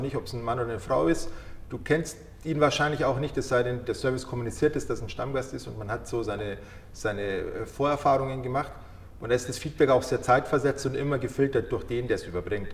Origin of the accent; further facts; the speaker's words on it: Munich, Bavaria, Germany; ich bin hier geboren, ich bin in München geboren und aufgewachsen.